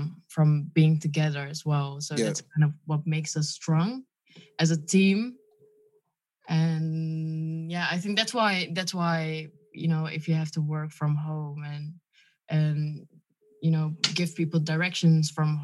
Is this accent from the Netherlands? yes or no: yes; Lelystad, Flevoland, Netherlands; English is a second language; also born or lived in Friesland; I was just born there, and then I moved to Lelystad